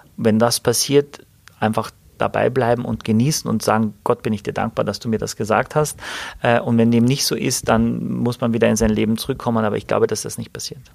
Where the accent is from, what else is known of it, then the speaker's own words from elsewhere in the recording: Wörthersee, Carinthia, Austria; now in Hamburg, Germany; irgendwo am Wörthersee, da wo ich herkomme, wo ich geboren bin